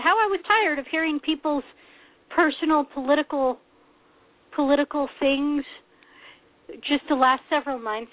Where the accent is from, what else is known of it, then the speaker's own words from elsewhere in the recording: Oregon, United States; As an Oregonian